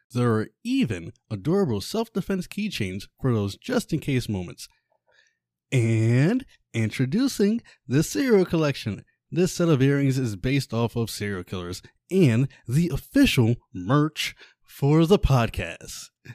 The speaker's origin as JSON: {"language": "English", "town": "Lancaster", "region": "Pennsylvania", "country": "United States", "tie": "born or raised there"}